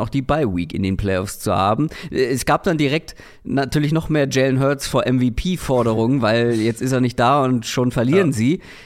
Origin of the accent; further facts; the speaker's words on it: Hamburg, Germany; now in Berlin, Germany; Für mich als Hamburger